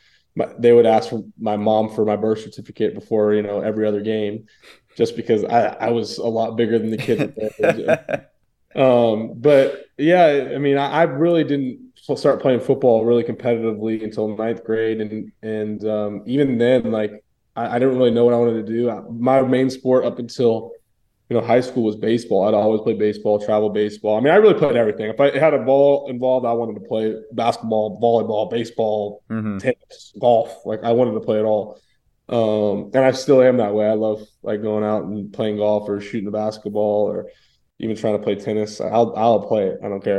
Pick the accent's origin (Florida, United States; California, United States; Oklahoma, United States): Florida, United States; Tampa; born and raised in Tampa